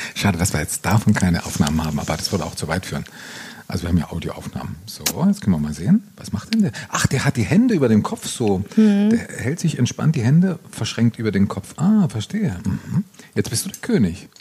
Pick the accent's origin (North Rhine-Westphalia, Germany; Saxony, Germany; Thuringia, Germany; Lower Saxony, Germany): Thuringia, Germany; meine Heimat Thüringen